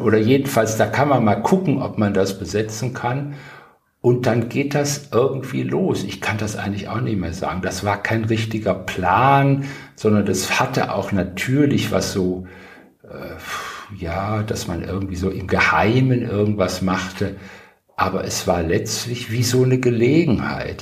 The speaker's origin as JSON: {"language": "German", "town": "Wuppertal", "region": "North Rhine-Westphalia", "country": "Germany", "tie": "born or raised there", "also_born_or_lived": "Tübingen / Berlin", "moved": "as an adult", "said": "aus meiner Heimat Wuppertal"}